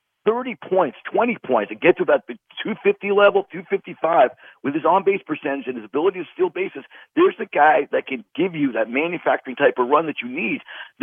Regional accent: Port Chester, New York, United States; I grew up in Port Chester, Rybrook, New York

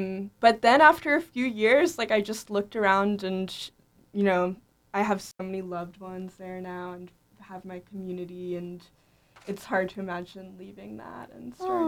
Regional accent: suburb outside of Philadelphia, Pennsylvania, United States; I am from a suburb outside of Philly, like outside of the west side of Philly.

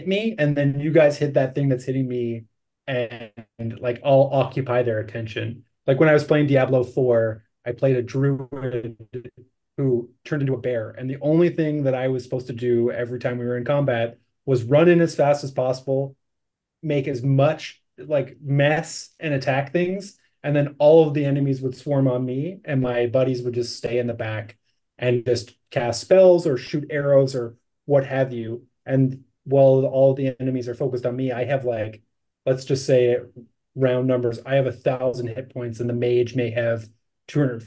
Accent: the Maritimes, Canada; I'm from the Maritimes in Canada, which was like, miners, farmers, fishermen

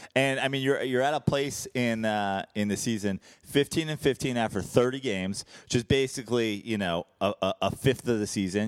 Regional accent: Brooklyn, New York, United States; now in Los Angeles, United States; I am here from Brooklyn

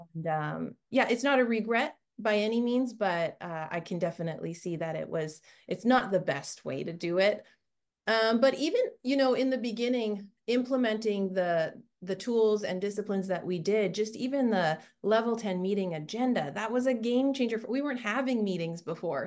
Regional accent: Canada; moved away as an adult; now in Orange County, United States; I, I grew up in Canada and another country

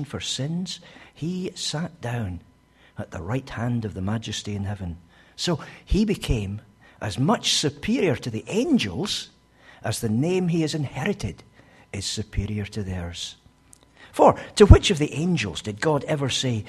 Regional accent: Scotland, United Kingdom; as a Scotsman I tend to speak a bit fast

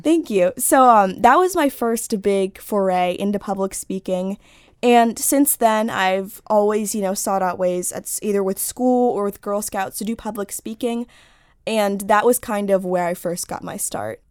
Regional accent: Washington, District of Columbia, United States; I grew up in Washington, D C, in Northwest, but I go to school in Virginia

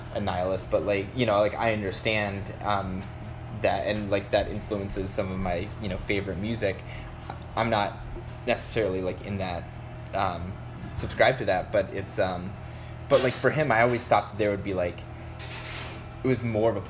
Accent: Littleton, Colorado, United States; growing up in Littleton, Colorado

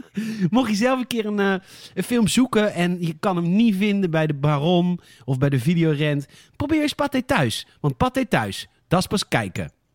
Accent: Boskoop, South Holland, Netherlands; Ik kom uit Boskoop

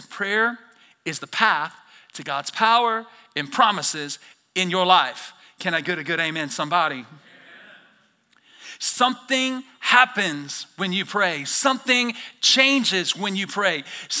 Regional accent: the South, United States; I'm from the South, and I say whole nother level.

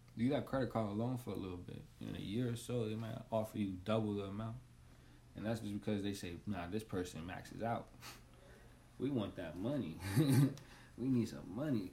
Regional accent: New York City, New York, United States; I'm from Washington Heights, born and raised

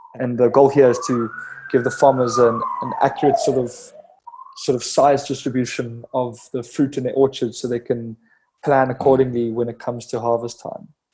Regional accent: Cape Town, Western Cape, South Africa; born and raised Cape Town, South Africa

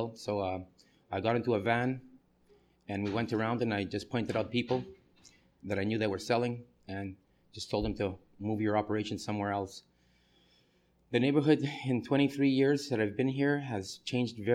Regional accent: Canada; moved away as an adult; now in New York, United States; I'm a Canadian. I moved to America in 1990

